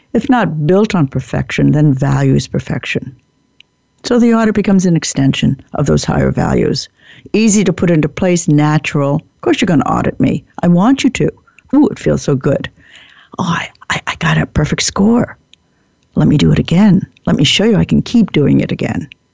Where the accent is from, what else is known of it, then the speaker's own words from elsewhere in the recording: United States; I like being an American